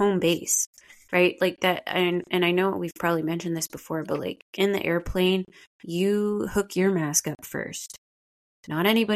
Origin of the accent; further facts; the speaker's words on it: Ottawa, Ontario, Canada; also born or lived in Montreal; growing up in Ottawa, mostly like Montreal and Ottawa